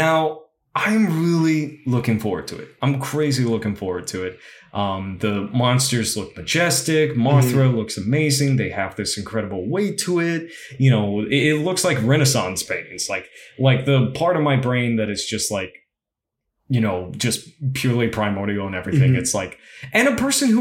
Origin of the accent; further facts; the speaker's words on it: San Antonio, Texas, United States; I grew up in San Antonio